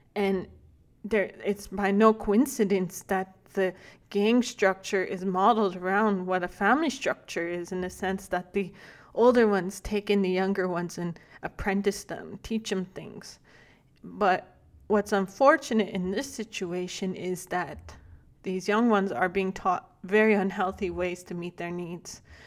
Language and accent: English; Alberta, Canada; also born or lived in Big Stone Creek Nation, northern Alberta; I'm thirty-three years old from the Big Stone Creek Nation in northern Alberta. Uh, however, I was raised right here in Lakta, Bishop Alberta